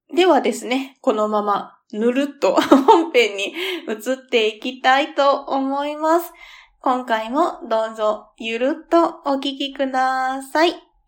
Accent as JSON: {"language": "Japanese", "region": "Kansai", "country": "Japan", "tie": "born or raised there", "said": "地元が関西っていうこともあって"}